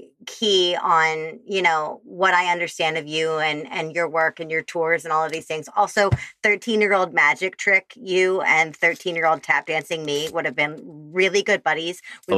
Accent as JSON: {"language": "English", "town": "Chicago", "region": "Illinois", "country": "United States", "accent": "Midwestern Chicago", "said": "There's my Midwestern Chicago accent just came out too. Fabulous. This fabulous place in Chicago."}